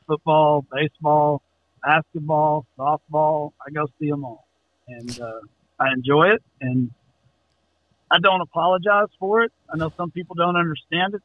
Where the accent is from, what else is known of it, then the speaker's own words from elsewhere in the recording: Central Texas, United States; also born or lived in Austin, Texas; I grew up in Central Texas, 50 miles from Austin.